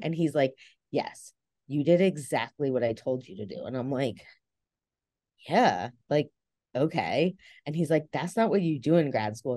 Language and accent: English; New Jersey, United States; accent: New Jersey; moved away as an adult; also born or lived in Delaware / North Carolina; I'm originally from New Jersey, um, as you can tell from this beautiful accent